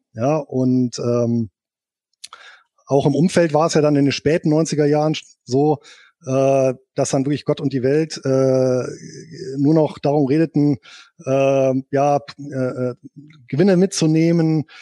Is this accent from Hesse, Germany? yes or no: no; Bonn, North Rhine-Westphalia, Germany; Geboren bin ich hier in Bonn und aufgewachsen